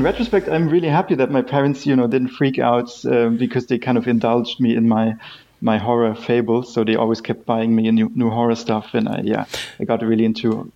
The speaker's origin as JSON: {"language": "English", "town": "Graz", "region": "Styria", "country": "Austria", "tie": "born or raised there", "moved": "yes", "said": "I'm from Austria. Originally grew up in Graz"}